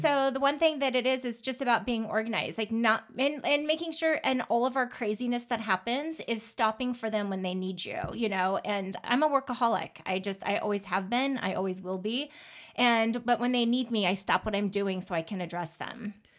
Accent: Pacific Northwest, United States; I grew up in the Pacific Northwest with all the serial killers

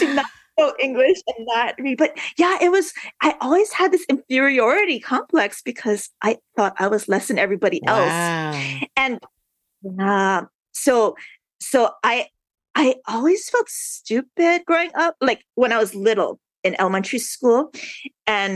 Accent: Honolulu, Hawaii, United States; born and raised in Honolulu

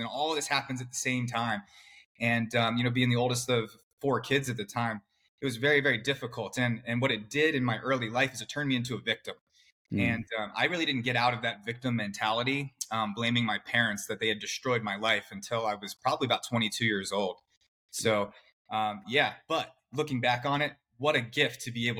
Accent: Clarksville, Maryland, United States; I grew up right outside Washington, D.C., in a suburb in Maryland. It's called Clarksville.

